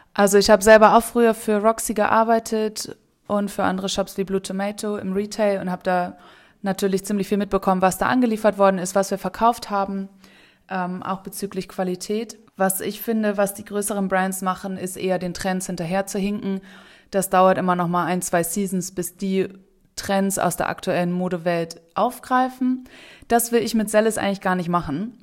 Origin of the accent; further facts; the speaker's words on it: Hamburg, Germany; moved away as an adult; now in Bali, Indonesia; ich komme ursprünglich aus Hamburg